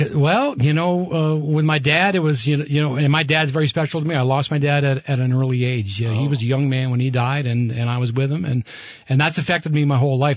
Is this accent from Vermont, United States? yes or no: yes; Burlington, Vermont, United States; moved away as an adult; also born or lived in Boston; I grew up in Burlington